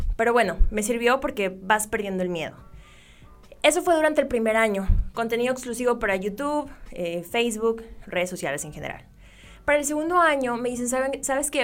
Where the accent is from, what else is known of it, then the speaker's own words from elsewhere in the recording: Ciudad Obregón, Sonora, Mexico; Yo soy de Ciudad Obregón, Sonora